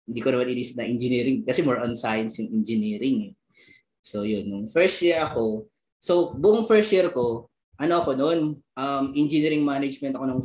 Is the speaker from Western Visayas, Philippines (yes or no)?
no; Bicol Region, Philippines; moved away; galing ako sa Bicol eh.